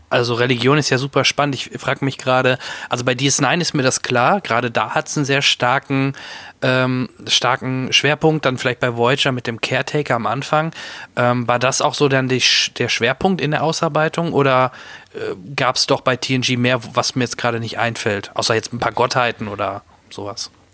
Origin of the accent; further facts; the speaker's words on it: Soest, North Rhine-Westphalia, Germany; ich komme ja auch aus NRW, aus Soest.